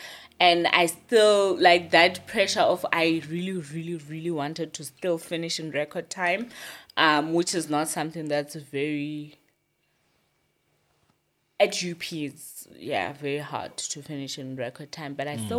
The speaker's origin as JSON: {"language": "English", "town": "Gwagwa", "region": "Federal Capital Territory", "country": "Nigeria", "said": "Like, I'm from Gwagwa, but I don't have a life in Gwagwa."}